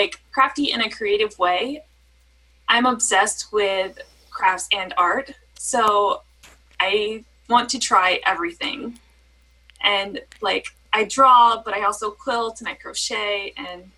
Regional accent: Texas, United States; moved away as an adult; now in Washington, United States; I live in Washington, USA now, but the Pacific Northwest, but I grew up in Texas. So I lived there until I was 23, and then I moved up here

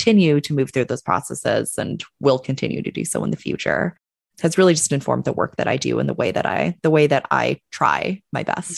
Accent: Calgary, Alberta, Canada; now in Bay Area, United States; I am Canadian. I was born and raised in Calgary, Alberta, in Canada. If any of you are not familiar with Calgary, Alberta, Canada, it is kind of, I always like to tell folks that it's kind of like the Midwest of Canada, a little bit north of Montana.

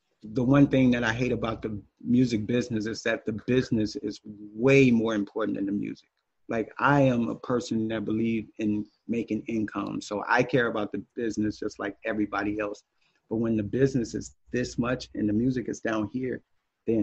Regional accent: East St. Louis, Illinois, United States; now in Nashville, United States; I'm from East St. Louis

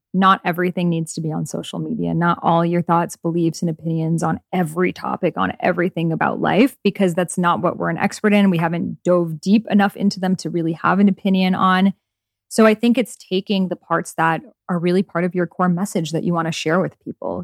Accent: Iran; moved away; my home country of Iran

